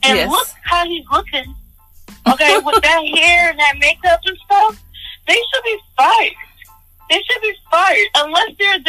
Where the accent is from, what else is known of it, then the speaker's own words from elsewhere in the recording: New York, United States; we're from New York